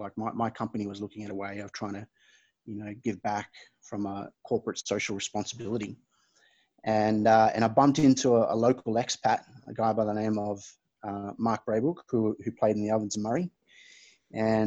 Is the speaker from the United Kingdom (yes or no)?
no; Fiji; moved away; My background's Fijian, so I was born and raised here in Fiji